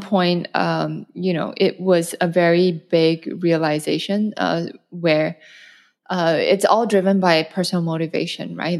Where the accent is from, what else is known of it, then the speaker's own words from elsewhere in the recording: Malaysia; moved away as an adult; also born or lived in North America / Europe / China / Hong Kong; now in Singapore; I'm originally Malaysian. I'm based in Singapore now, but I've spent the last fifteen years abroad.